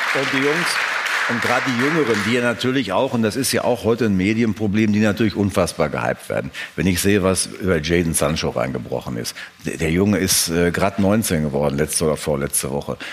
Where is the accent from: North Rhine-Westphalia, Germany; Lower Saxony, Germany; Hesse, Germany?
North Rhine-Westphalia, Germany; Wir kommen ja beide gebürtig aus Westfalen, da sind die Leute etwas realistischer als in anderen Regionen